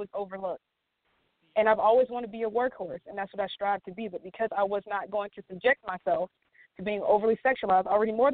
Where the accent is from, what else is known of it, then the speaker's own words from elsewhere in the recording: Georgia, United States; my home state